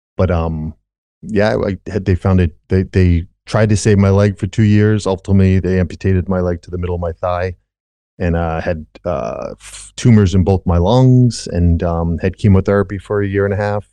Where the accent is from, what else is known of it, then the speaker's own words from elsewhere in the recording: Rhode Island, United States; born and raised in Rhode Island